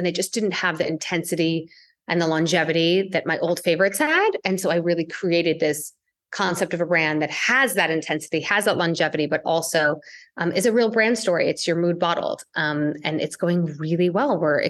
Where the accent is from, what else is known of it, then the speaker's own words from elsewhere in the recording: India; I'm Indian.